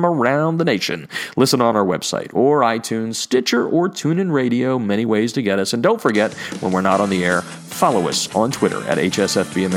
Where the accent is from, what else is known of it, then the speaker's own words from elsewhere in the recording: Philadelphia, Pennsylvania, United States; I grew up in the Philadelphia area.